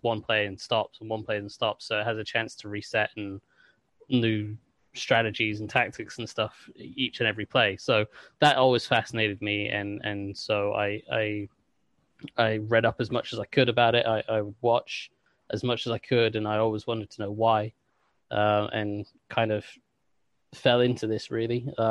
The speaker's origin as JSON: {"language": "English", "region": "England", "country": "United Kingdom", "also_born_or_lived": "Washington, D.C. area, United States", "said": "I am English, but when I was younger, my dad's job took us out to the States, and we lived near DC, and so I spent sort of 5 years as a kid growing up in the kind of DC area"}